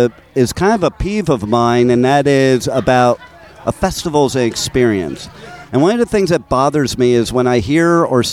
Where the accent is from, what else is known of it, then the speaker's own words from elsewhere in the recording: New York, United States; also born or lived in Los Angeles; I'm from New York and L.A., so with both those, I can't say it the way they say it.